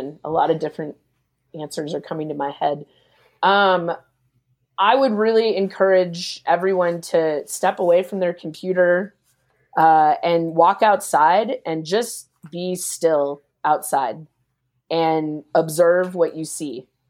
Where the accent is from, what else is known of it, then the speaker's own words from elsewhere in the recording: Philippines; I get your mission. I'm Filipino. I care about it.